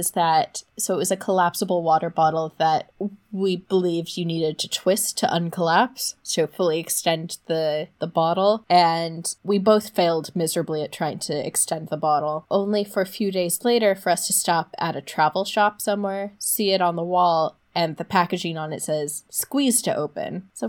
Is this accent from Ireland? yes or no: no; Los Angeles, California, United States; I got a Dodgers hat because I figured at least I was from Los Angeles.